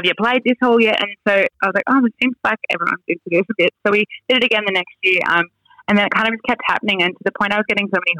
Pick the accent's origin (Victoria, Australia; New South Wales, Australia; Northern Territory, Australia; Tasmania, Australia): New South Wales, Australia; Western; I grew up in Western New South Wales